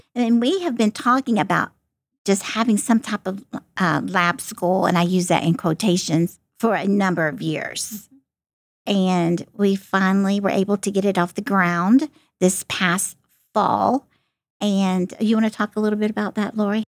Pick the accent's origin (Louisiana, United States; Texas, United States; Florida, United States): Florida, United States; moved away as an adult; now in Ohio, United States; I'm from Florida